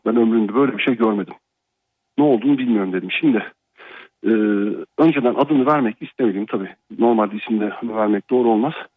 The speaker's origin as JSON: {"language": "Turkish", "region": "Ankara", "country": "Turkey", "tie": "born or raised there", "moved": "yes", "said": "Ankara'da yaşıyorum. Yani Ankara doğumluyum normalde. E, yurt dışında yaşıyorum."}